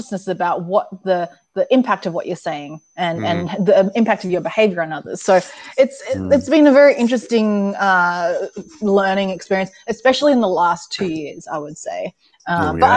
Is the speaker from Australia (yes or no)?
yes; Sydney, New South Wales, Australia; moved away as an adult; now in Seattle, United States; after living and growing up in Sydney, Australia